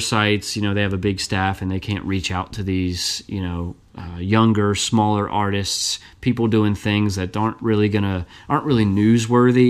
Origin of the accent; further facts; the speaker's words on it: Burlington, Kentucky, United States; I grew up in Northern Kentucky